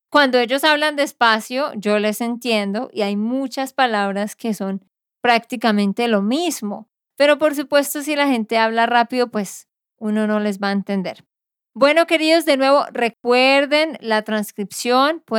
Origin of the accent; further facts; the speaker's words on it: Barranquilla, Atlántico, Colombia; born there; el Carnaval de Barranquilla. Pues Barranquilla, la ciudad donde yo nací.